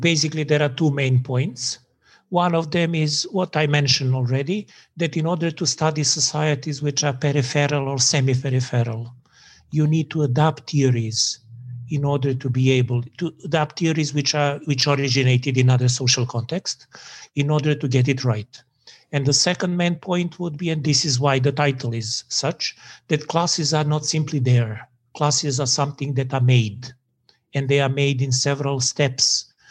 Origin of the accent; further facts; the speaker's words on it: Serbia; moved away as an adult; also born or lived in Prague / England; But when I was in England, I realized how much Serbian I am